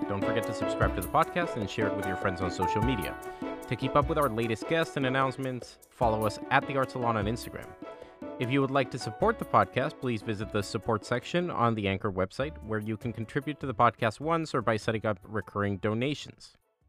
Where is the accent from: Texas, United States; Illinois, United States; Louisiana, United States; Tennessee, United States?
Texas, United States; Austin; I had just moved back to my hometown of Austin, and I was looking for any chance to continue singing.